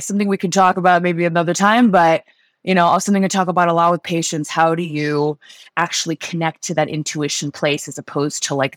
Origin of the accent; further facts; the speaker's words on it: London, United Kingdom; moved away as an adult; also born or lived in Switzerland; now in United States; I grew up in London. I grew up in Switzerland. I grew up in London, actually